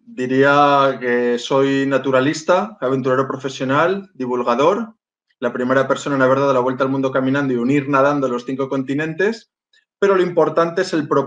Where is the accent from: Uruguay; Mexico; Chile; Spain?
Spain; Málaga, Andalusia; born there; Nací en Málaga, soy hijo de marino, he vivido eh, a lo largo de mi vida en más de 20 lugares diferentes